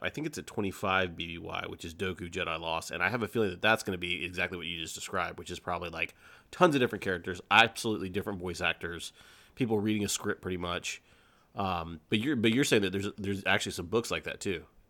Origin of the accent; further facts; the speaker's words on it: Lawrenceville, United States; I grew up in the Lawrenceville area